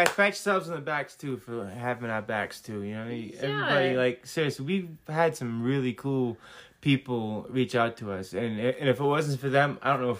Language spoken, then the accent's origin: English; New England, United States; I'm just kidding. It's because I'm from New England.